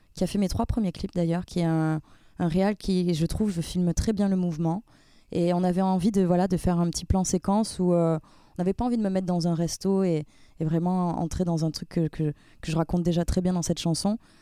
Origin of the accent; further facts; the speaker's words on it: Avignon, Provence-Alpes-Côte d'Azur, France; first language French; now in Paris, France; je viens du sud